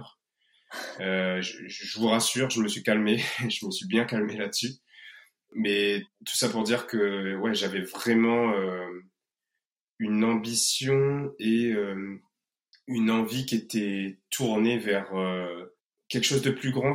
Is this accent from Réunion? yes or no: yes; Réunion; moved away; on ne serait pas des Réunionnais dignes de ce nom